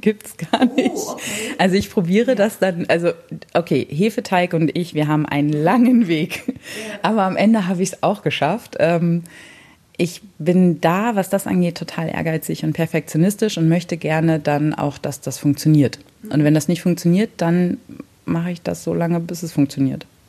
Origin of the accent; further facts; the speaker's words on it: Hannover area, Lower Saxony, Germany; now in near Bremen, Germany; naja, so Hannover